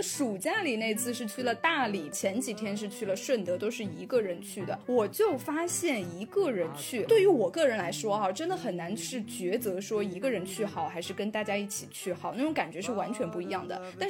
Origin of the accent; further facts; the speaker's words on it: Thailand; Chinese is a second language; 你知道我们的老家泰国最近不是因为要重新迎回它的那个旅游的高峰嘛？